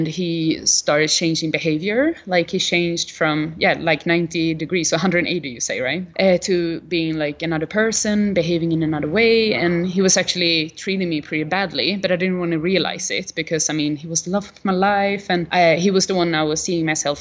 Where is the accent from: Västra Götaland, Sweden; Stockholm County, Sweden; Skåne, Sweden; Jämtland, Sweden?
Västra Götaland, Sweden; Gothenburg; moved away as an adult; also born or lived in Malmö; to move to Gothenburg, to my hometown